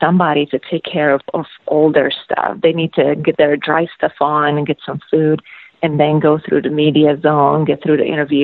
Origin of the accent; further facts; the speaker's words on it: Slovakia; moved away as an adult; also born or lived in Anchorage, Alaska / Seattle / Texas; now in Alaska, United States; I'm originally from Slovakia, and I spent 5 years on the Czechoslovakian national team, and I was actually recruited from a university back home in Slovakia